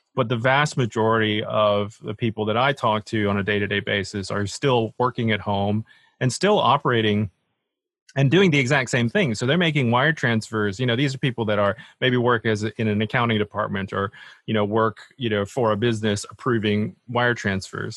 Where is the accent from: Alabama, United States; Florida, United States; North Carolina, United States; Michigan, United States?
Alabama, United States; moved away as an adult; also born or lived in Boston; now in United Kingdom; I was born and raised in Alabama, of all places.